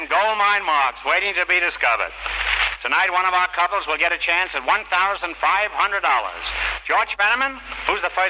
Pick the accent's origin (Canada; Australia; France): France; Paris, Île-de-France; also born or lived in Chicago; I was born in Chicago, lived all my life in Paris.